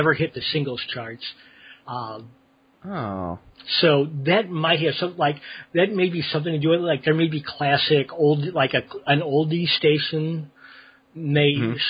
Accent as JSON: {"language": "English", "town": "St. Louis", "region": "Missouri", "country": "United States", "tie": "born or raised there", "moved": "yes", "said": "I'm from the Midwest. I'm from St. Louis originally"}